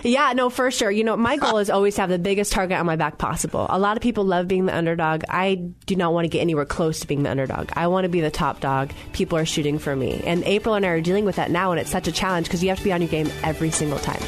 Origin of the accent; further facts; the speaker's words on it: Santa Cruz, California, United States; I grew up near Santa Cruz